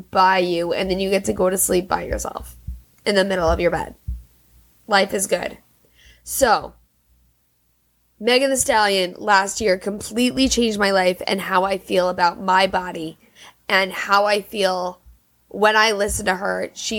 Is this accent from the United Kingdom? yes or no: no; Germany; born there; then I was born in Germany, this whole thing.